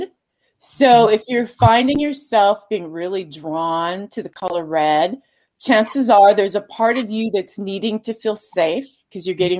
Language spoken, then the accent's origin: English; Minnesota, United States; moved away as an adult; now in Idaho, United States; I left my home state, which was Minnesota, and moved to Idaho